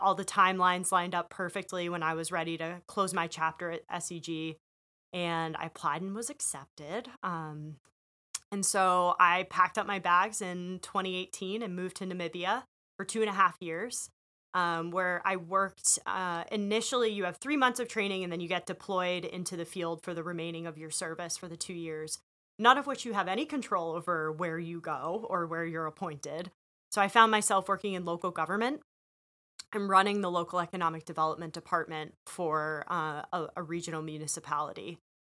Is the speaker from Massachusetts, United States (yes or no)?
yes; Western Massachusetts, United States; moved away as an adult; also born or lived in Rhode Island / Chicago; I'm born and raised in Western Massachusetts